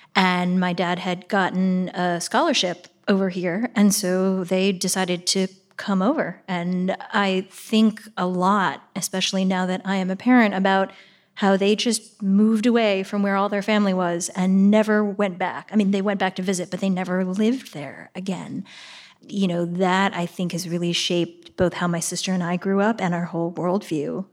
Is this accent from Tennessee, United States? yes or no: no; Shaker Heights, Ohio, United States; also born or lived in Pittsburgh, Pennsylvania; I grew up in Pittsburgh, uh, until I was almost ten